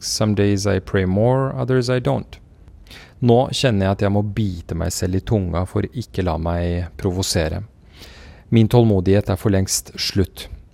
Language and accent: Norwegian; Kabul, Afghanistan; moved away; also born or lived in Oslo, Norway; jeg er født i Kabul